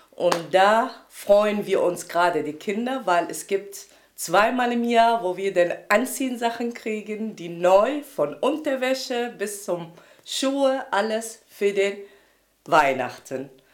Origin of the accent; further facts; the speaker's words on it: Iraq; now in Germany; ich komme aus dem Irak, auch Christen, Katholiken und lebe seit 84 hier in Deutschland.